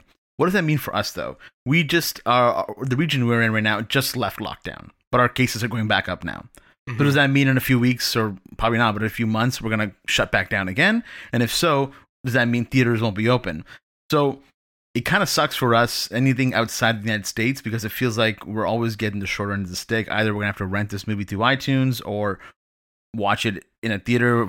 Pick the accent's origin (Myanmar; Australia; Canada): Canada; as a Canadian